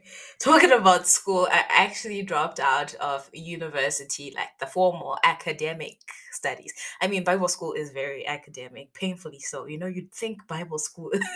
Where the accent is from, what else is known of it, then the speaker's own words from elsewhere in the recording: Zimbabwe; I am from Zimbabwe and I am 23 years old.